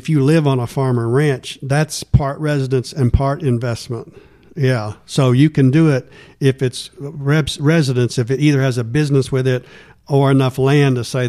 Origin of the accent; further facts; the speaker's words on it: Fort Worth, Texas, United States; I grew up in Fort Worth and met Deborah in law school.